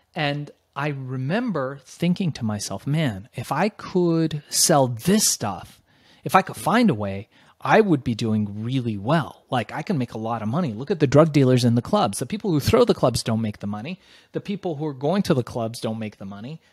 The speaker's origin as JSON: {"language": "English", "town": "Los Angeles", "region": "California", "country": "United States", "tie": "born or raised there", "also_born_or_lived": "Iran / Germany", "said": "we migrated to the United States by way of Germany, landed in Los Angeles"}